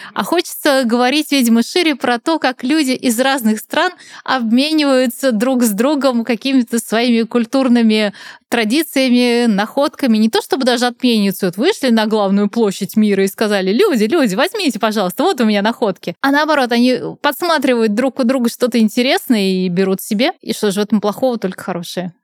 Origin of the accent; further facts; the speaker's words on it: Nizhny Novgorod, Nizhny Novgorod Oblast, Russia; я сама из Нижнего Новгорода